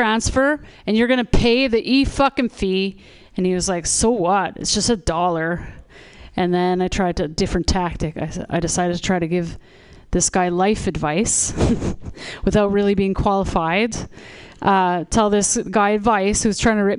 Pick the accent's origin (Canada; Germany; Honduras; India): Canada; also born or lived in Toronto; now in Vancouver, Canada; I'm from Canada